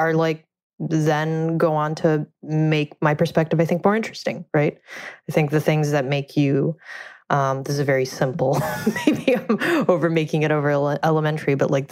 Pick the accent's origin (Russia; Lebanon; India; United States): Russia; moved away; I grew up in Russia